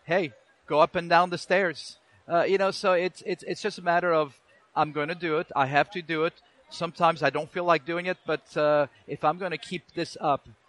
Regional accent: French-speaking part of Switzerland, Romandy, Switzerland; now in United States; I'm originally from Switzerland

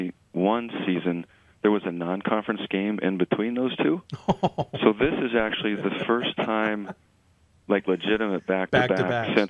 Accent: New England, United States; now in California, United States; obviously I know those schools well because I came from the Northeast in New England.

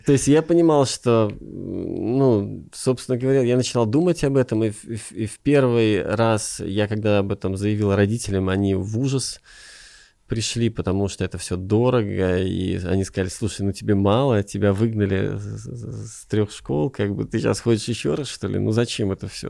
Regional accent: Riga, Latvia; moved away as an adult; also born or lived in Hollywood / Kyiv, Ukraine; now in Ukraine; я сам из Риги, из Латвии

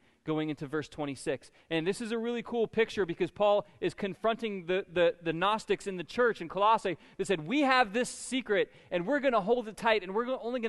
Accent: Florida, United States; being a Florida native

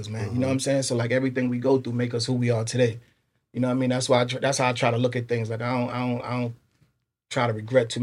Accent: New York City, New York, United States; I'm from Queens. Like, that's what I grew up around

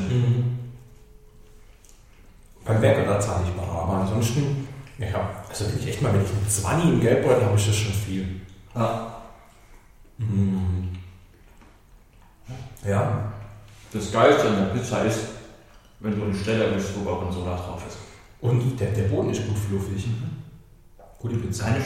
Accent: Swabia, Germany; Ich bin Schwabe.

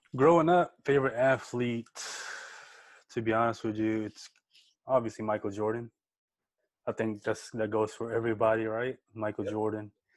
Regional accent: Philippines; moved away; growing up in the Philippines, man, we you don't even have TV

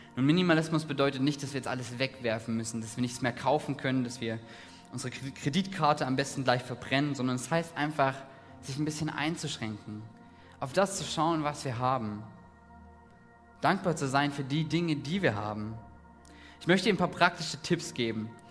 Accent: Saxony, Germany; Ich komme aus Ostdeutschland, aus Sachsen

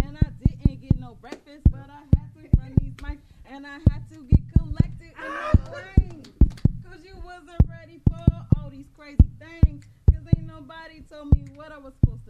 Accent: Atlanta, Georgia, United States; It's chilly in San Francisco because I'm from Atlanta

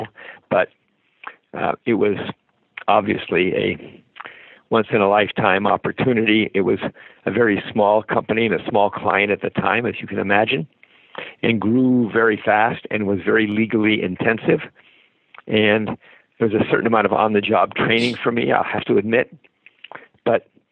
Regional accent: San Mateo, California, United States; I was raised in San Mateo

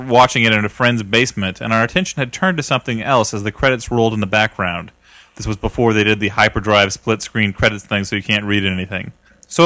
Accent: United States; I am a American

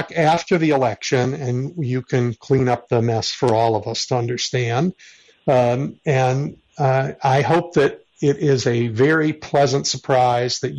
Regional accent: Chicago, Illinois, United States; Speaking as a Chicagoan

